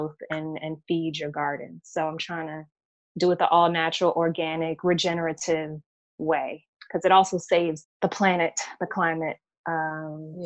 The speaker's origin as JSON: {"language": "English", "town": "Gloucester", "region": "Virginia", "country": "United States", "tie": "born or raised there", "also_born_or_lived": "New York", "said": "my hometown of Gloucester, Virginia"}